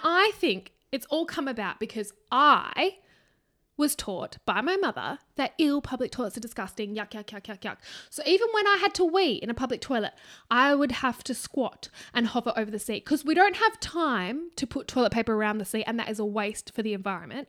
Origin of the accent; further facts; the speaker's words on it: Australia; we are Australian